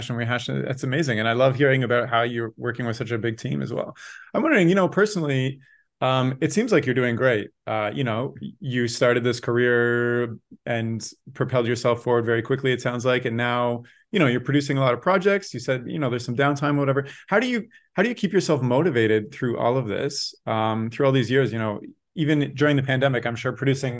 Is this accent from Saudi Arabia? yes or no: no; Canada; growing up in Canada, everything was exported from the US that we watched. Like I never saw Toronto in a TV show when I was a kid